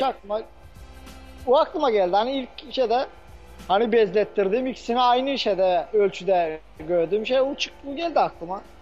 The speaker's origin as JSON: {"language": "Turkish", "country": "Bulgaria", "said": "Bulgaristan Türk'üyüz biz"}